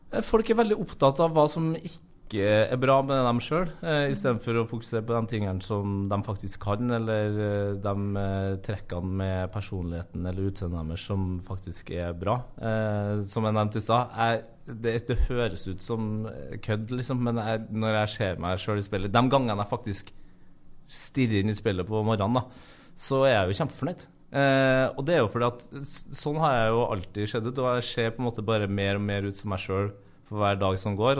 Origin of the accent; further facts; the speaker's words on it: Norway; vi som er født og oppvokst i Norge, som bor i Norge